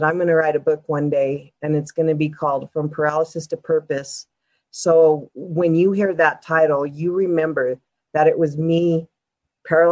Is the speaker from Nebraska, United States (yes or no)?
no; Denver, Colorado, United States; born and raised in Denver